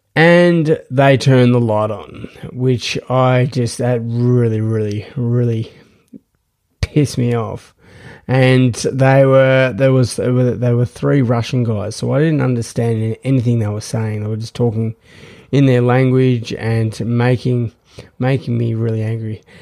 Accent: Australia; I am from Australia

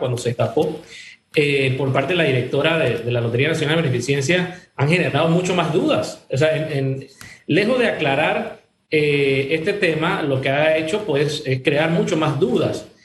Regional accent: Panama; como ciudadanos, como panameños

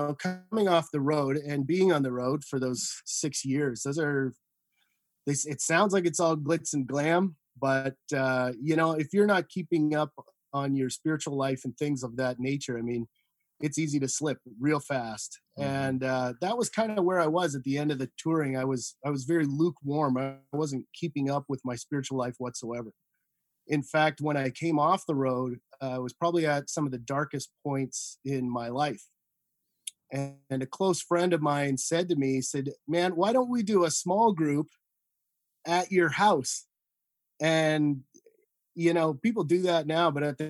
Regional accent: Saint John, New Brunswick, Canada; I mean, I grew up on the East Coast in St. John, New Brunswick. To all my East Coasters out there. I graduated from St. John High School.

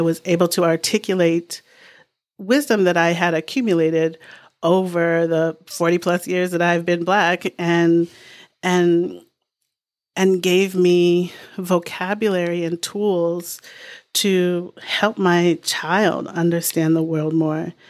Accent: Boston, Massachusetts, United States; now in New Hampshire, United States; I grew up in Boston in a really sort of diverse pocket

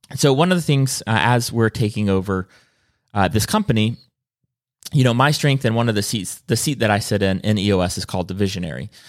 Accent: South Carolina, United States; I'm from South Carolina

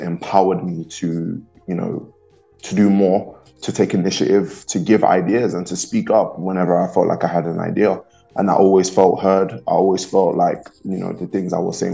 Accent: London, United Kingdom; moved away; I was born and raised in London. I'm born and raised in the UK

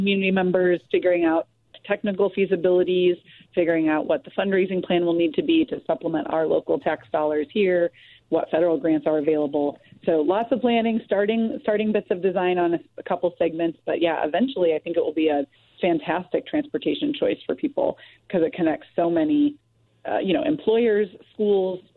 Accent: St. Louis, Missouri, United States; I was born and raised in St. Louis

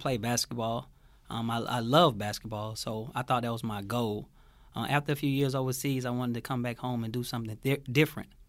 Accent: Atlanta, Georgia, United States; I'm from Atlanta, Georgia.

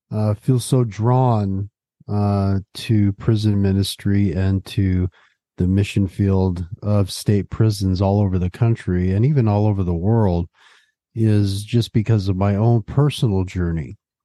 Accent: West Covina, California, United States; also born or lived in San Gabriel; I was born in San Gabriel, California, which is in Southern California, and I was pretty much raised the majority of my childhood in a suburb just outside of Los Angeles called West Covina.

